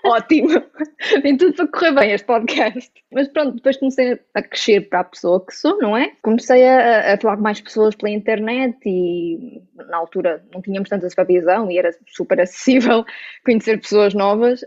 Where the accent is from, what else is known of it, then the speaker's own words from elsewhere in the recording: Aveiro, Centro, Portugal; Sou de Aveiro